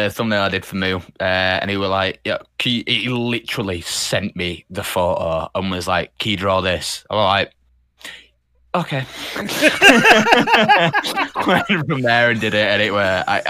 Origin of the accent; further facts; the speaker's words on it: Canada; Said to him, I was like, we being Canadian, I was like, what team is it that you support?